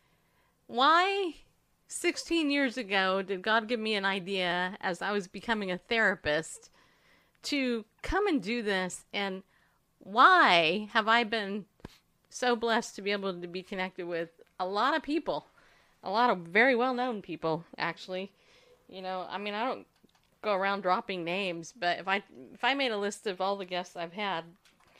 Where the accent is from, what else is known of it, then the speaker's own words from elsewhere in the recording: the South, United States; also born or lived in the North; Just a fluffy-haired woman in the South. I've always been in the South, even though I was born in the North.